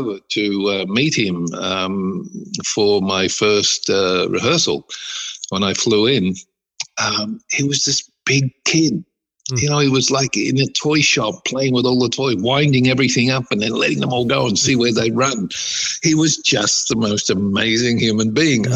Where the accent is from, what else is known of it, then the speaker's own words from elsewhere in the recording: Australia; I'm an Australian